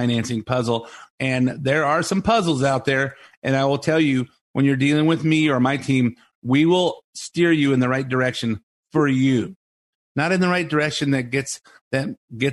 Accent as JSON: {"language": "English", "country": "United States", "said": "I am an American. I talk like an American"}